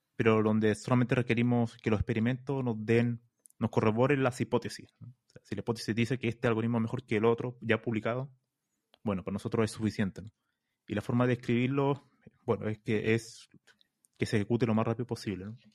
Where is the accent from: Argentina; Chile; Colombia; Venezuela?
Chile; moved away as an adult; now in Spain; yo soy de Chile